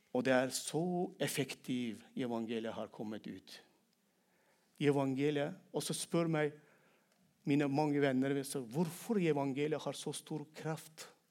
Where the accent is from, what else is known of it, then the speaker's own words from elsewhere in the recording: Turkmenistan; Norwegian is a second language; moved away as an adult; now in Norway; jeg kom til Norge i 2001 som kvoteflyktning fra hjemlandet mitt da jeg var 23 år gammel. Men jeg ikke ble frelst i Norge, men jeg har blitt frelst i mitt eget land, Turkmenistan